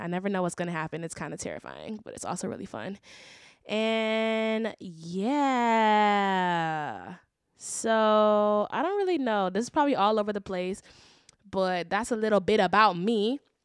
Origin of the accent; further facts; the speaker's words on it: Shaker Heights, Ohio, United States; also born or lived in Orange County, California; I grew up in Shaker Heights